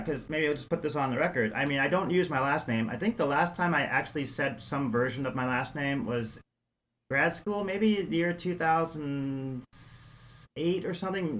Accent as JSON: {"language": "English", "town": "New York City", "region": "New York", "country": "United States", "tie": "born or raised there", "also_born_or_lived": "San Francisco / Sonoma County / Iowa", "moved": "yes", "lives_now": "Eau Claire, United States", "said": "I was born and raised in New York City"}